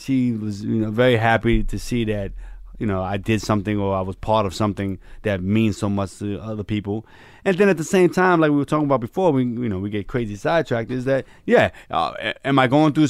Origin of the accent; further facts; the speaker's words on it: New York, United States; I grew up in New York.